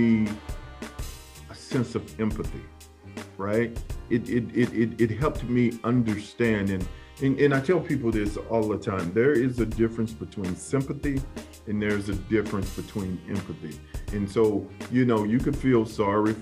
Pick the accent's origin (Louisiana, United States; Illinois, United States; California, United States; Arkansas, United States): Illinois, United States; Centreville; also born or lived in East St. Louis, Illinois; I was born in the Safety Net Hospital in East St. Louis. I was reared in Centerville, Illinois